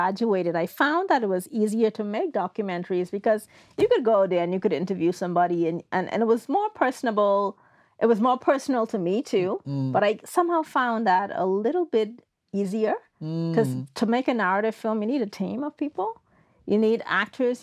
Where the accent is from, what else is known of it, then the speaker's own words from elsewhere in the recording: Bahamas; moved away as an adult; also born or lived in Toronto, Canada / Nova Scotia, Canada; now in Canada; I moved from the Bahamas to Canada to attend film school because we don't have film schools in the Bahamas